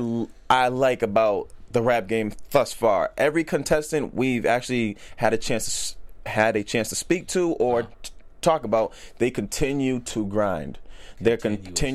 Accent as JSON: {"language": "English", "town": "Boston", "region": "Massachusetts", "country": "United States", "said": "I'm from Boston"}